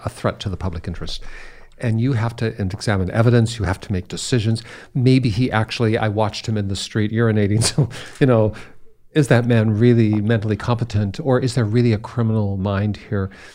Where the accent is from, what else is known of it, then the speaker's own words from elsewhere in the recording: United States; as an American